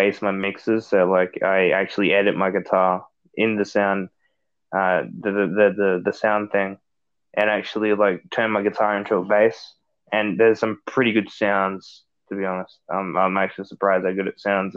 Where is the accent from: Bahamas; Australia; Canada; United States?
Australia; I'm Australian.